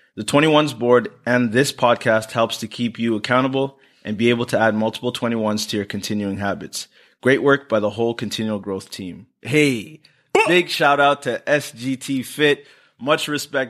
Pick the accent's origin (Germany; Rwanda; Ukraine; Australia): Rwanda; I'm from Rwanda